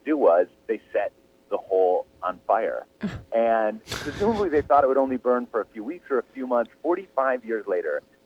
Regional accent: Midwest, United States; I grew up in the Midwest

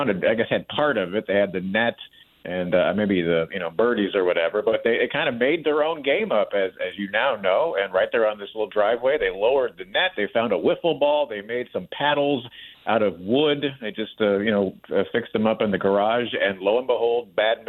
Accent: St. Louis, Missouri, United States; my hometown of St. Louis

